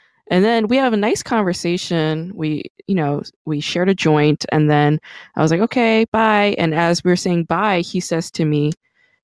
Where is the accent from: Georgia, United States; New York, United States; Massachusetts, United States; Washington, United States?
New York, United States; New York City; I'm fucking from Brooklyn